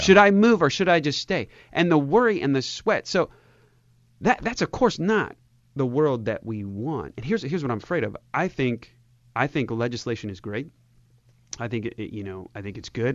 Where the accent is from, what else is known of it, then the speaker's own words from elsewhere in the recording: United States; I'm of German and Swedish descent, and, uh, and I'm American